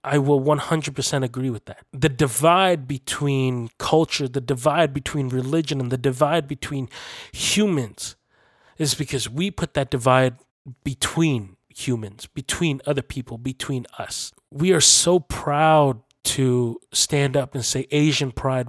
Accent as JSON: {"language": "English", "country": "Canada", "tie": "born or raised there", "said": "I was born and raised here in Canada, and this is my country too, this is my home."}